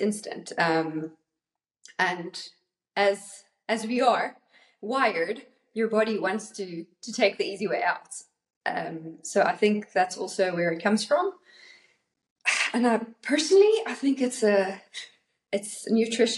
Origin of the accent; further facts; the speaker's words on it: South Africa; also born or lived in North Carolina, United States / Cape Town, South Africa; all the way from South Africa.